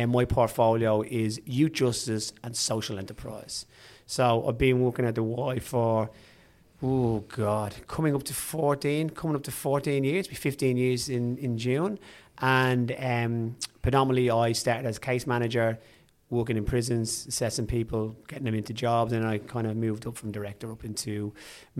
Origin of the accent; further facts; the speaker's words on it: Dublin, Leinster, Ireland; accent: Irish; moved away as an adult; now in Australia; I was born in Dublin, raised there, spent most of my life born and bred in the north side of Dublin, and then moved to Australia about 2003